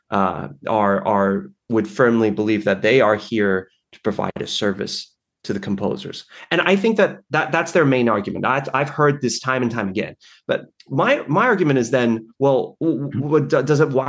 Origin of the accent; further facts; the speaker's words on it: Australia; also born or lived in Taipei, Taiwan; Oh yeah, I well, so I was born in Taipei, as you mentioned, and I we moved to Australia, my parents and I, when I was like maybe five months, six months old